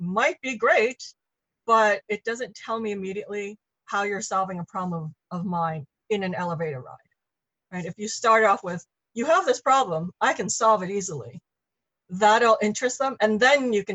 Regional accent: New York City, New York, United States; I grew up in New York

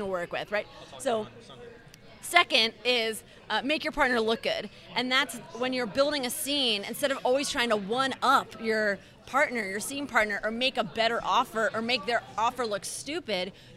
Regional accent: Philadelphia, Pennsylvania, United States; I'm from Philly.

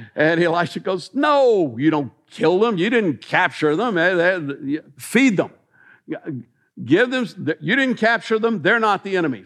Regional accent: Millersville, United States; growing up in Millersville

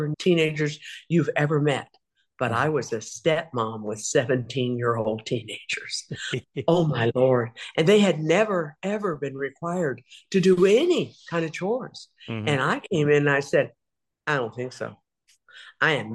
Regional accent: Topeka, Kansas, United States; moved away as an adult; also born or lived in Belle Plaine, Iowa / rural Arkansas / Minnesota; now in Texas, United States; we moved from rural Arkansas to Topeka, Kansas, okay, where I grew up. When I was about 8, we moved there

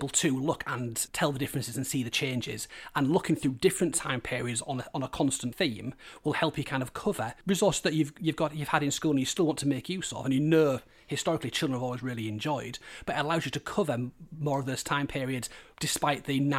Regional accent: Hull, Yorkshire and the Humber, United Kingdom; also born or lived in York; when you grow up in Hull you are quite keen to spread your wings and go other places

